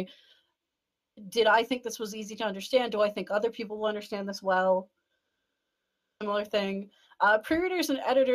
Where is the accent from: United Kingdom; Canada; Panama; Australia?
Canada; I'm Canadian